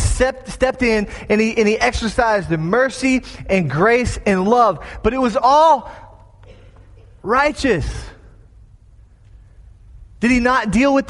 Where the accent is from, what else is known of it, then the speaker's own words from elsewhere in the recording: Florida, United States; My home state of Florida